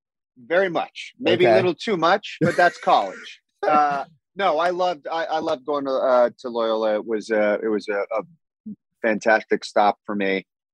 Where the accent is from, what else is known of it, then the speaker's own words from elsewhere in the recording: Northern California, United States; moved away as an adult; also born or lived in Sacramento; now in Los Angeles, United States; I had family in Los Angeles, obviously, but I grew up primarily in Northern California.